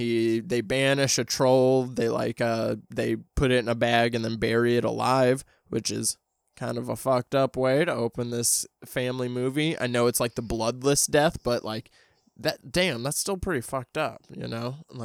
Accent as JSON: {"language": "English", "region": "Midwest", "country": "United States", "said": "I mean, I'm from the Midwest as well. So like, I definitely like know those towns that are like that."}